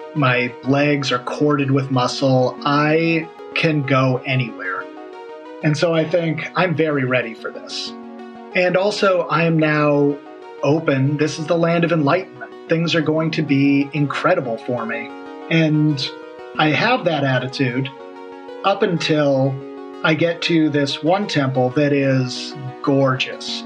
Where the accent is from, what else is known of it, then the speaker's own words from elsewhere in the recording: United States; I'm an American.